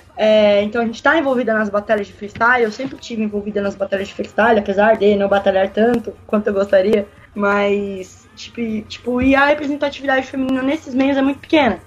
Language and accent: Portuguese; São Paulo, Brazil; Sou de São Paulo mesmo